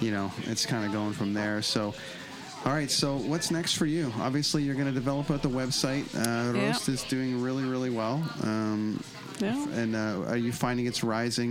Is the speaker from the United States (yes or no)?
no; Canada; being from Canada